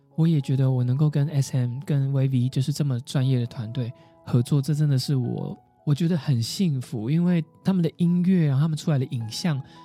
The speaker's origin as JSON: {"language": "Chinese", "region": "Kaohsiung", "country": "Taiwan", "tie": "born or raised there", "moved": "as an adult", "lives_now": "Taipei, Taiwan", "said": "我住台北好多年了，然后高雄是我的家乡"}